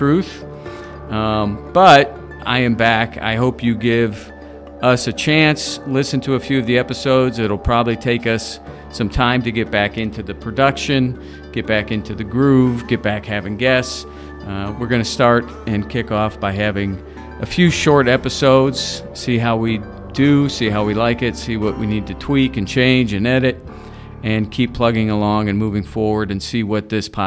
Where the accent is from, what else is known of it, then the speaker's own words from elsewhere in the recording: Indiana, United States; moved away as an adult; also born or lived in Los Angeles; born and raised in Indiana